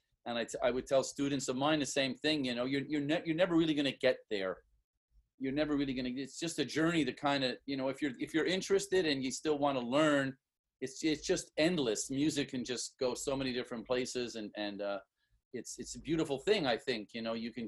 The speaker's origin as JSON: {"language": "English", "town": "Montreal", "region": "Quebec", "country": "Canada", "tie": "born or raised there", "moved": "yes", "lives_now": "Singapore", "said": "I grew up in Point St. Charles"}